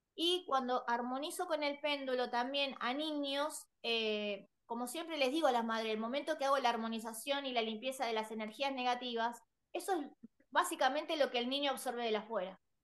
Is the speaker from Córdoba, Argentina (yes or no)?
no; Buenos Aires, Argentina; yo soy de Buenos Aires, Argentina, Buenos Aires